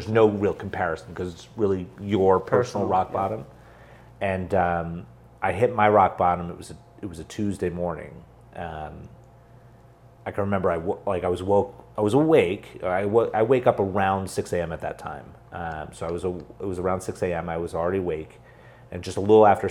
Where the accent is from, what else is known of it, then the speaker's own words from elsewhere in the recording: New Jersey, United States; I was born and raised in New Jersey.